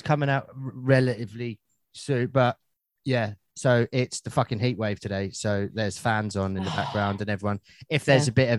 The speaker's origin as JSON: {"language": "English", "region": "England", "country": "United Kingdom", "said": "I am an English. Through and through, mate."}